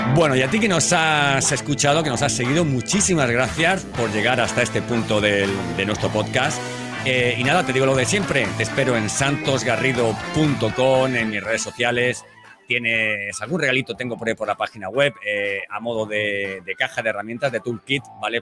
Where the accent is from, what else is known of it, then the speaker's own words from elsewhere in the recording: Elche, Valencian Community, Spain; now in Seville, Spain; yo aunque vivo en Sevilla, eh, soy de Elche, de Alicante